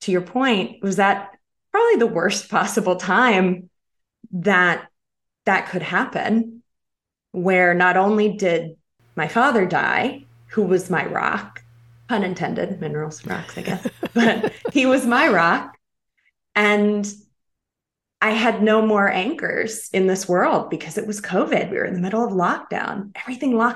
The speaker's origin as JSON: {"language": "English", "region": "North Carolina", "country": "United States", "also_born_or_lived": "Chicago", "moved": "as an adult", "said": "I came home to North Carolina to be closer to my father."}